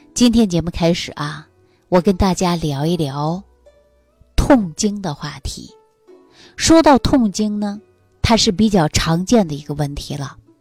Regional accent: Northeast China, China; moved away; 我们东北老家有这样的一句话

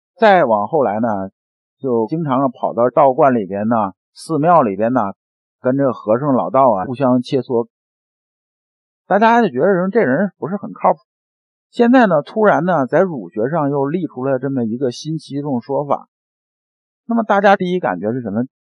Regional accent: China; 我们中国人在听话的时候

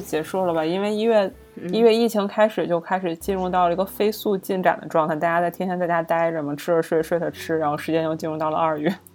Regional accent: China; 我们中国人秉承的很多想法，其实是一个非常朴素的观念

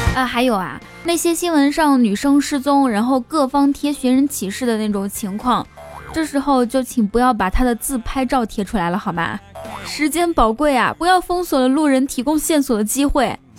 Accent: Inner Mongolia, China; 我们内蒙古人

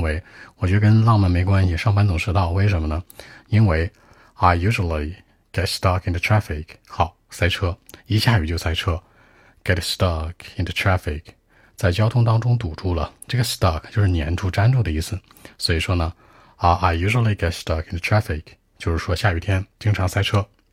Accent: northern China, China; 我是一个土生土长的北方人，我在北方长大的

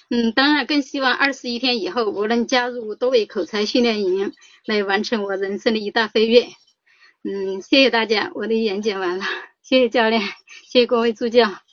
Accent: Sichuan, China; now in Tianjin, China; 我来自四川，现定居天津

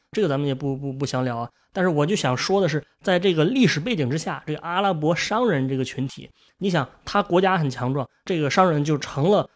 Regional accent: northern China, China; 我作为一个北方人

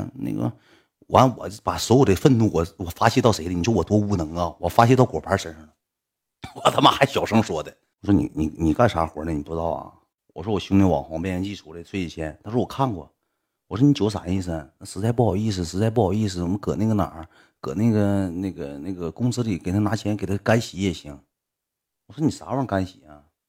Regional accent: Heilongjiang, China; 我是黑龙江的，黑龙江人都能喝

